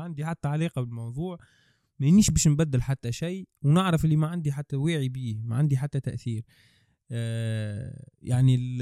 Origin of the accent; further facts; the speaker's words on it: Tunisia; انا تونسي